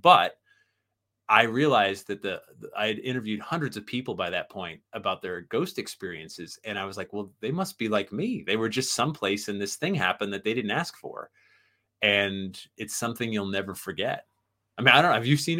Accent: Sandy Hook, Connecticut, United States; I was the young whippersnapper growing up in Sandy Hook, Connecticut, and the town next to Sandy Hook is Monroe, Connecticut, which is where Ed and Lorraine Warren live.

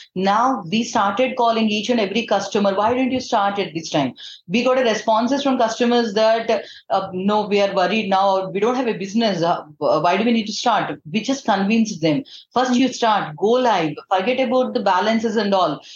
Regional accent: Eluru, Andhra Pradesh, India; moved away as an adult; also born or lived in Hyderabad; I'm from Eluru. It's one of the town in uh, Andhra Pradesh

